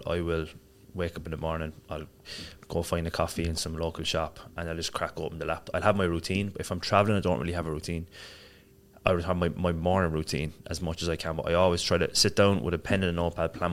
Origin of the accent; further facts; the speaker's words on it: Cork, Munster, Ireland; moved away as an adult; also born or lived in Marbella, Spain; now in Dubai, United Arab Emirates; I grew up in Ireland. So I'm from Cork in Ireland. Lived there until I was, left when I was maybe 23.